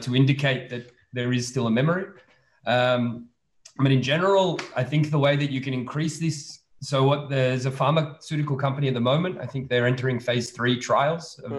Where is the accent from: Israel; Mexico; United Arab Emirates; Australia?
Australia; moved away as an adult; also born or lived in Serbia; now in Belgium; I was born in Serbia, and then um, when I was five years old, my family moved to Australia, and I was raised in Australia